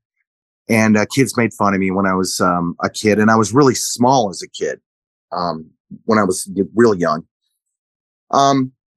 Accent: Orange County, California, United States; also born or lived in Big Island, Hawaii; I grew up in Orange County. We moved to Orange County when I was 3 and a half, maybe

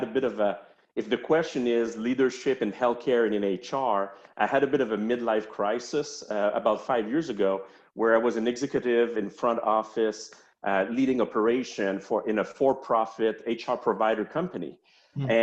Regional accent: Montreal, Quebec, Canada; accent: French-Canadian; now in Charlotte, United States; I'm from Montreal

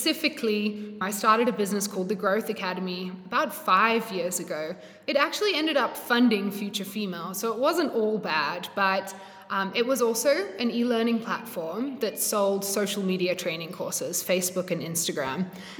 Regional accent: Australia; accent: blend; moved away as an adult; now in South Africa; I'm not South African. This accent is definitely a blend. But I moved from Australia to South Africa, 5.5 years ago.

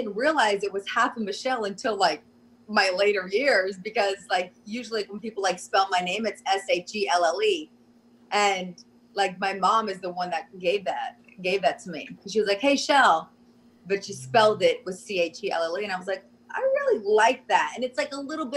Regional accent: Pensacola, Florida, United States; moved away; I grew up in Pensacola, Florida

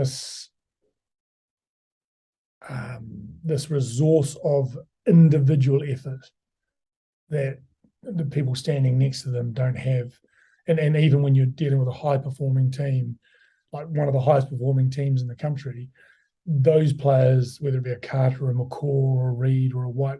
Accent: New Zealand; moved away as an adult; now in London, United Kingdom; I come from New Zealand

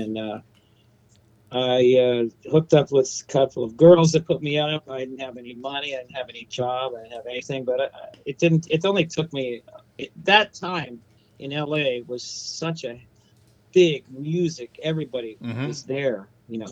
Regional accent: Youngstown, Ohio, United States; moved away; I'm from Youngstown, Ohio originally, and spent all my days learning my craft around the Northeast Ohio area, which was really an amazing area for music when I was growing up

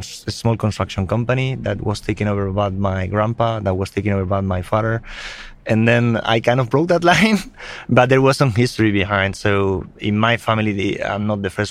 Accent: Spain; moved away as an adult; also born or lived in Germany; now in Sweden; I'm originally from Spain

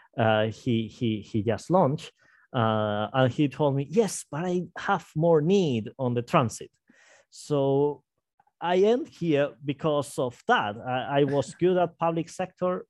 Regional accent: Santander, Cantabria, Spain; moved away as an adult; now in Madrid, Spain; I was working in my hometown of Santander

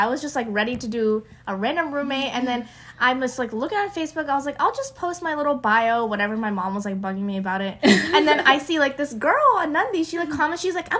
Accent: California, United States; also born or lived in West Lafayette, Indiana; I'm from California. I've lived there my whole life.

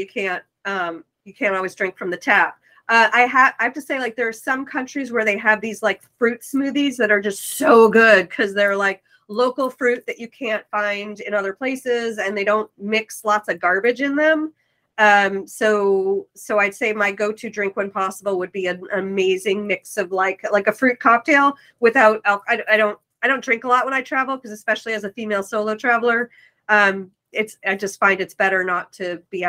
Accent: New York City, New York, United States; moved away; I'm from New York City

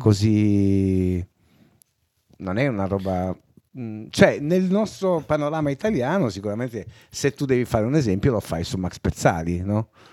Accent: Sardinia, Italy; accent: Sardinian; io non ho scelto di avere l'accento sardo, è semplicemente che tutti quelli che mi parlavano avevano l'accento sardo, per cui emulando quel suono lì mi è venuto l'accento sardo anche a me.

